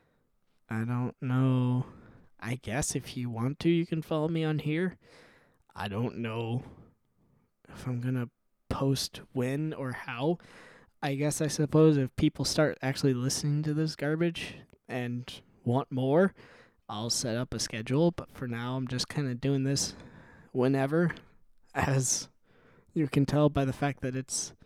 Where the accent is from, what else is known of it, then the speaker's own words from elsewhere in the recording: Midwest, United States; I'm from the Midwest